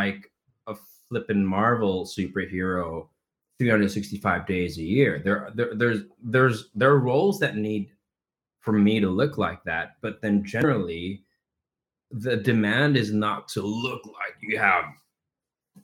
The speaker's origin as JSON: {"language": "English", "country": "Philippines", "tie": "born or raised there", "moved": "as an adult", "said": "I come from the Philippines, where we absolutely love theater. We love musical theater. I grew up in that industry."}